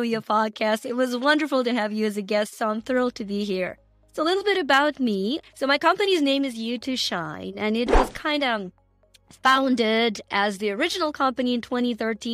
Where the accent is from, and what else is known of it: Ukraine; moved away